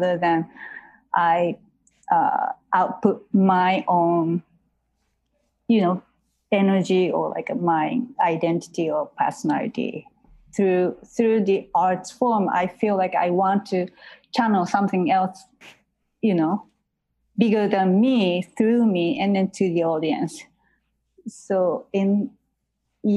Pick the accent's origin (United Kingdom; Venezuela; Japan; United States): Japan; Osaka; moved away; because I grew up in Osaka